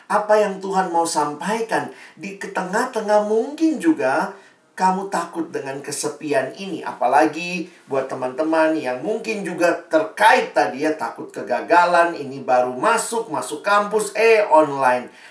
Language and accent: Indonesian; Makassar, South Sulawesi, Indonesia; Saya dulu lahir besar di Makassar, dan itu memang buat kita di timur seringkali sulit ya, jaringan dan seterusnya.